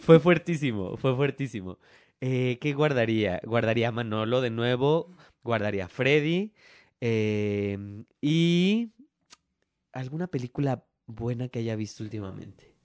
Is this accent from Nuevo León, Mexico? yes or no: no; Mexico City, Mexico; yo soy el único que es de la CDMX